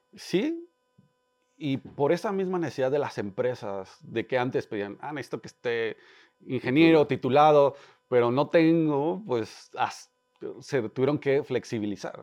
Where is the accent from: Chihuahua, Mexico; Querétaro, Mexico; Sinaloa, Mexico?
Querétaro, Mexico; soy un emprendedor, nací en Querétaro